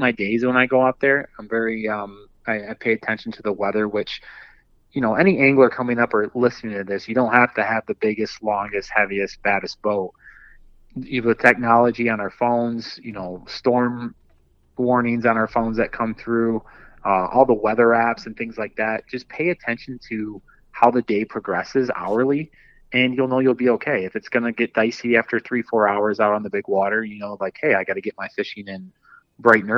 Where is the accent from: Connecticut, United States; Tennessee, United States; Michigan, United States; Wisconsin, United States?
Michigan, United States; Dundee; I grew up in Southeast Michigan, and, you know, being right by Lake Erie, I grew up in kind of like around the Dundee area